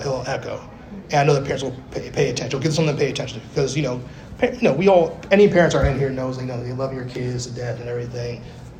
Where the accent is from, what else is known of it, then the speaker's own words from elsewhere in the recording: Bronx, New York, United States; Cause you know, I was born in the Bronx, New York, yes, BX in the building all day. And but we lived in like the when I say we lived in the gutter, you might as well have been the gutter.